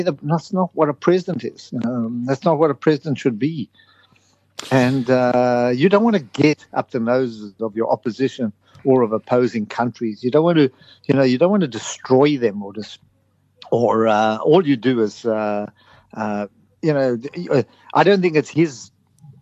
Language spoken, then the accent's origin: English; South Africa; now in United Kingdom; I come from South Africa.